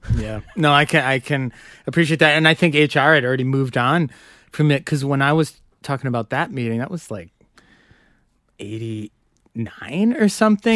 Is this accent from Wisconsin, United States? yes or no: yes; Madison, Wisconsin, United States; moved away as an adult; now in New York, United States; I grew up in Madison